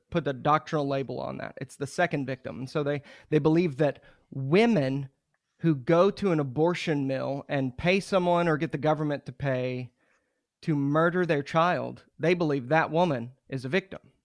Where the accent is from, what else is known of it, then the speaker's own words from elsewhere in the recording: Muskogee, Oklahoma, United States; I'm from Muskogee, Oklahoma